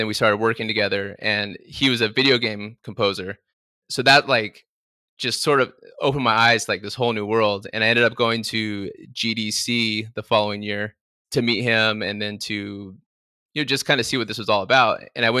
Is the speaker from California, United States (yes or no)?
yes; Palm Desert, California, United States; because I grew up out in Palm Desert by Palm Springs. And growing up, I didn't know anyone that worked in the music business.